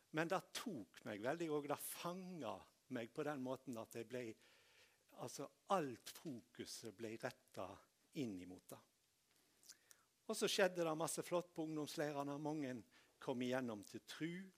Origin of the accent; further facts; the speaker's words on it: Tysnes, Vestland, Norway; bedehuset hjemme på Tysnes